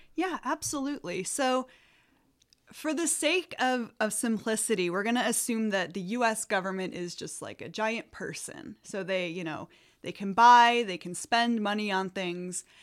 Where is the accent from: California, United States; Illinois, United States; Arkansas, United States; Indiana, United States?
Illinois, United States; also born or lived in Wisconsin / Michigan; now in Sacramento, United States; I'm originally from Illinois, and I went to school in Wisconsin and graduate school at Michigan State